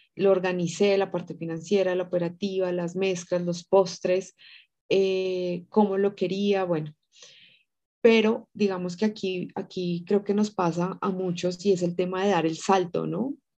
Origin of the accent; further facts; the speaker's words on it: Tunja, Boyacá, Colombia; moved away as an adult; now in Bogotá, Colombia; nací en Tunja, pero pues ya aquí en Bogotá llevo ya casi 20 años